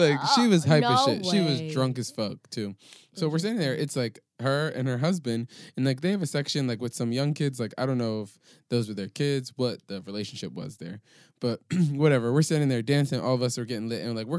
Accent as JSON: {"language": "English", "region": "New York", "country": "United States", "said": "I'm from New York. Nice to meet you."}